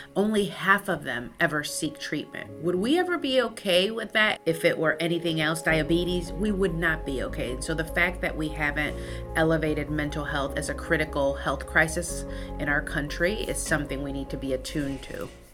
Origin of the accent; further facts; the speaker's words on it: Chicago, Illinois, United States; first language Spanish; English is a second language; I grew up on the south side of Chicago to a first generation Mexican-American family